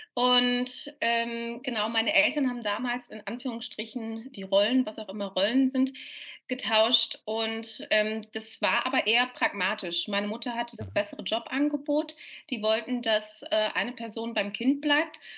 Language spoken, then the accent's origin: German; Cologne, North Rhine-Westphalia, Germany; moved away as an adult; now in Vienna, Austria; Ich bin ja eigentlich Kölnerin, Kölner Wahlwienerin, sage ich dann immer ganz gerne